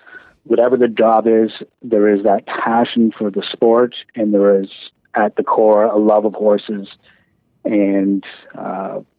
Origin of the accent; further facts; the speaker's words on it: London, Ontario, Canada; I was born in London, Ontario, so my first horse racing experience was at Western Fair